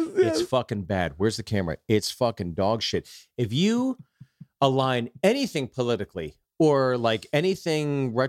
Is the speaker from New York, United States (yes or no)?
yes; New York, United States; And, you know, we're cut from the New York cloth, right?